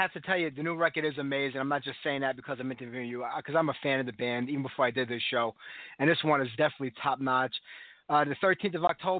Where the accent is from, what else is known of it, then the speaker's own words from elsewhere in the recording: New York City, New York, United States; accent: New York; New York City.